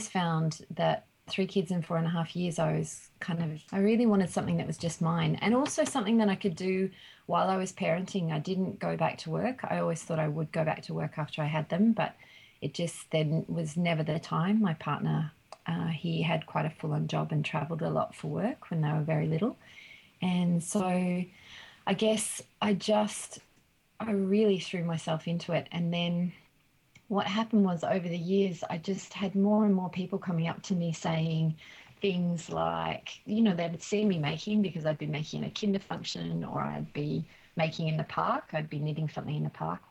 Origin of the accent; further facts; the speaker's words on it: Australia; also born or lived in England; I'm Australian